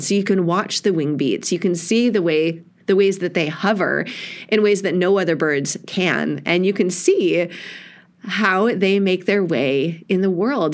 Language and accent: English; Eagle River, Wisconsin, United States; now in Southern California, United States; I grew up in Eagle River, Wisconsin, where there was only the ruby throated hummingbird